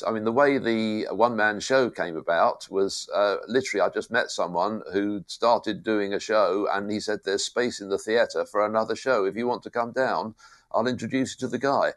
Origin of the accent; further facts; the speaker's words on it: United Kingdom; accent: British; moved away; Being British helped.